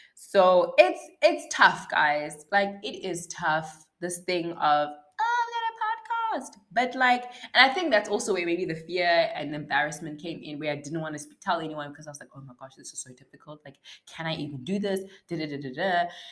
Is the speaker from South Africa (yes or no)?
yes; South Africa; As a South African